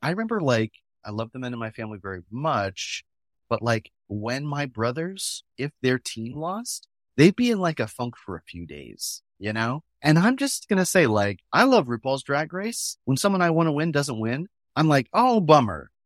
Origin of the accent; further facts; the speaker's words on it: New Hampshire, United States; we grew up in New Hampshire